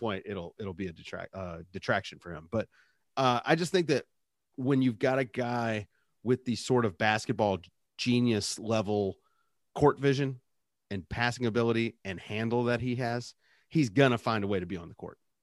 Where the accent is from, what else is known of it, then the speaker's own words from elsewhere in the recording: Richmond, Virginia, United States; I grew up in Richmond in the eighties and nineties